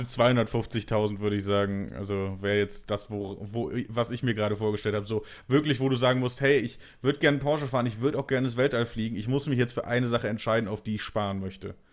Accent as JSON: {"language": "German", "town": "Bonn", "region": "North Rhine-Westphalia", "country": "Germany", "tie": "born or raised there", "said": "in Bonn, wo, in meiner Heimatstadt"}